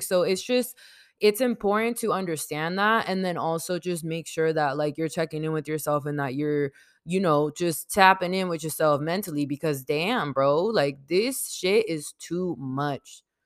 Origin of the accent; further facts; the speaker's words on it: San Diego, California, United States; I grew up in San Diego, California, not born here, but I was raised here